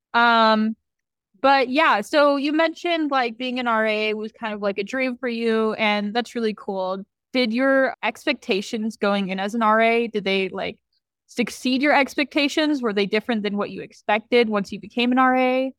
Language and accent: English; Arcadia, California, United States; moved away as an adult; now in Santa Barbara, United States; I'm from, like, technically Los Angeles County. I'm from Arcadia.